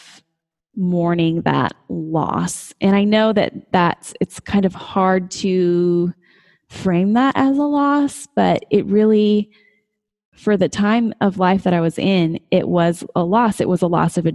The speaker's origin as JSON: {"language": "English", "region": "Colorado", "country": "United States", "tie": "born or raised there", "moved": "as an adult", "lives_now": "West Texas, United States", "said": "I was living, you know, in my home state, close to my family"}